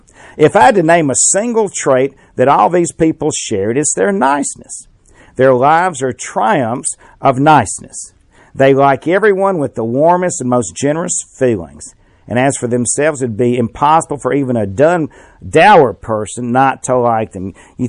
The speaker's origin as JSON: {"language": "English", "town": "Birmingham", "region": "Alabama", "country": "United States", "tie": "born or raised there", "said": "I was raised in Inslee near Birmingham. Well, I identified there when I was a little one out there near Forest Park."}